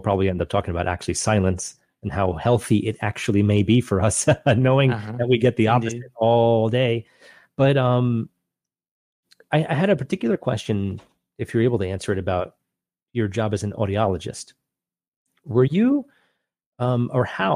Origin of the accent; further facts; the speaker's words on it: Long Island, New York, United States; moved away; growing up on Long Island, New York